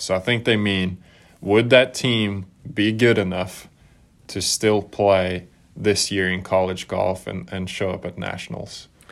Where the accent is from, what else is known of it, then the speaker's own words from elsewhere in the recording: Norway; growing up in Norway